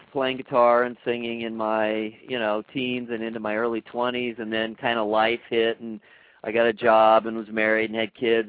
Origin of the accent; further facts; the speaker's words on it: Los Angeles, California, United States; moved away; I'm from L.A. I'm from Southern California.